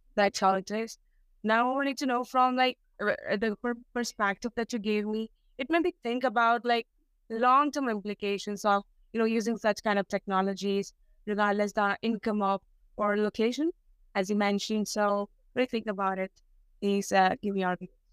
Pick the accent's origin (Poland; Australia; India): India; I'm from India, and which is a developing country.